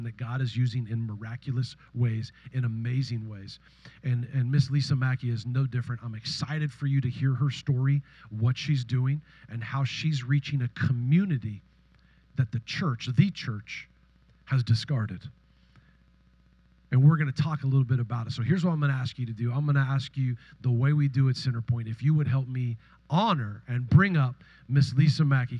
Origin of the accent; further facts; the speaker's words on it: Northern California, United States; I'm from Northern California